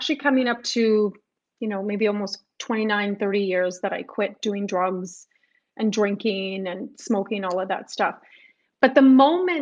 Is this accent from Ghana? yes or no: no; Winnipeg, Manitoba, Canada; also born or lived in Montreal; I decided to come back home to Winnipeg. So when I came back home to Winnipeg